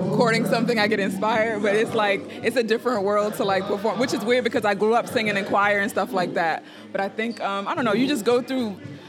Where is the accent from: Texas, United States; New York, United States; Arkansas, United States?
New York, United States; New York City; I'm from New York, you know, I was a very artsy kid, you know, I grew up in a neighborhood where our parents didn't let us play outside.